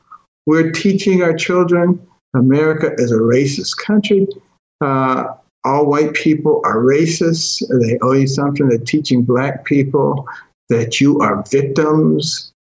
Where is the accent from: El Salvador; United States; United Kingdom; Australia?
United States; Detroit, Michigan; also born or lived in Boston; when I was a kid growing up in Detroit and Boston, examples of massive racism I saw every single day.